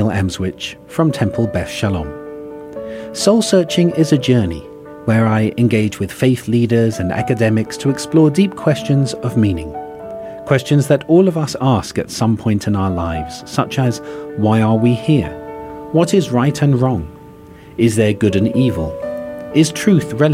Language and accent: English; England, United Kingdom; moved away as an adult; As an English Jew